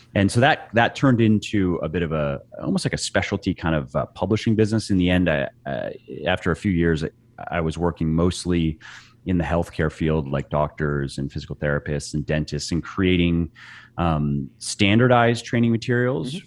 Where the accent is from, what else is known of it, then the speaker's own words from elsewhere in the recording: Clearwater, Florida, United States; moved away as an adult; also born or lived in Los Angeles, California / Northern Virginia; now in Virginia, United States; I was born in Florida, uh, mm-hmm. in a little beach town called Clearwater.